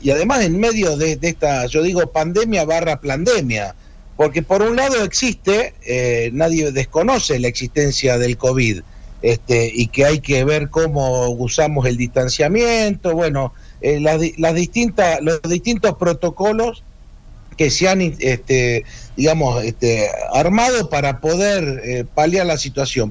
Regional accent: Salta, Argentina; fui vicepresidente del Consejo Deliberante de mi querida ciudad de Salta

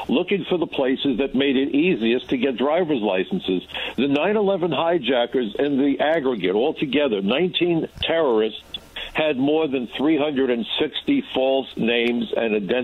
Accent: New York City, New York, United States; I'm from Brooklyn

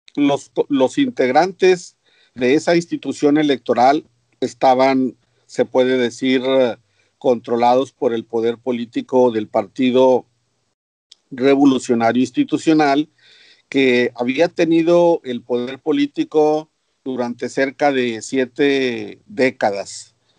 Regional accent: Piedras Negras, Coahuila, Mexico; cerca de mi pueblo natal, eh, ubicado en la ciudad de Piedras Negras, en el estado de Coahuila, al norte de México

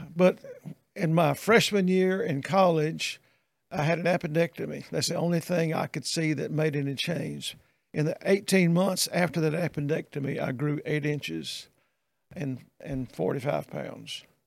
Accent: Meridian, Mississippi, United States; moved away as an adult; also born or lived in Texas / Irving, Texas / Greenville / Jackson; I grew up in Meridian

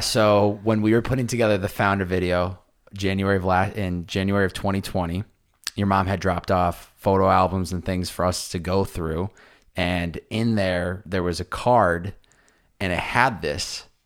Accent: Boston, Massachusetts, United States; growing up in Boston

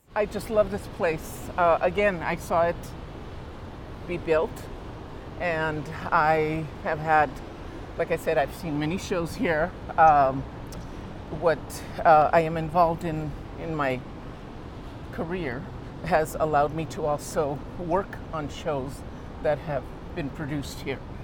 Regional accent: Los Angeles, California, United States; I've seen it be built. I've lived here my whole life

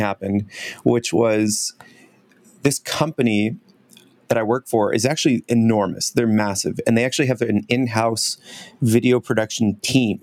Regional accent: United States; moved away as an adult; also born or lived in Hong Kong; now in Vancouver, Canada; I'm originally from the States, so now I'm Canadian

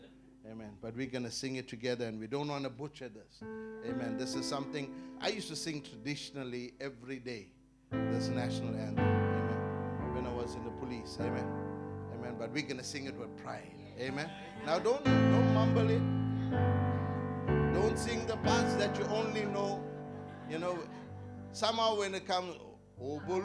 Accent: South Africa; We're proud of being South African.

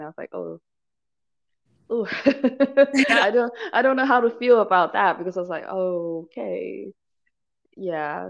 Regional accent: Malaysia; also born or lived in Hong Kong / Michigan, United States / Cambridge, United Kingdom; now in Alabama, United States; I'm initially from I grew up in Malaysia, but I moved to okay. Hong Kong and I spent a decade in Michigan when I was studying.

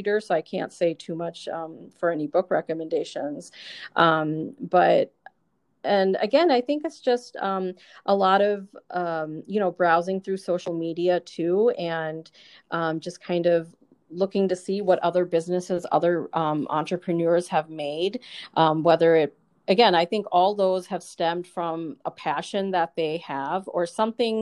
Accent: United States; I grew up in the States here.

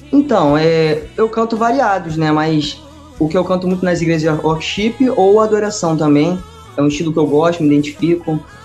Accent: Saquarema, Rio de Janeiro, Brazil; eu sou de Saquarema, Rio de Janeiro, e eu tenho 15

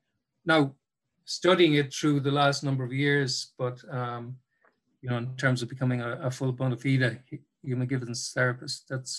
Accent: Cork, Munster, Ireland; now in Dublin, Ireland; when I moved to Dublin from Cork, when I first arrived in Dublin in the 90s

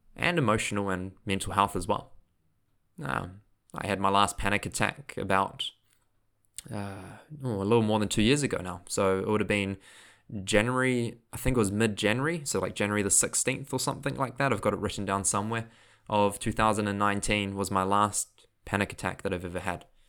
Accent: Auckland, New Zealand; accent: New Zealand; also born or lived in Queenstown, New Zealand; which is in Auckland, so that's my hometown.

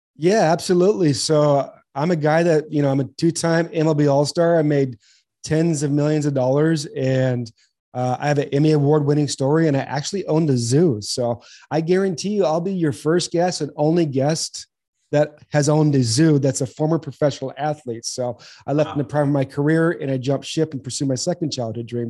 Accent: Southern California, United States; now in Arizona, United States; I grew up in Southern California

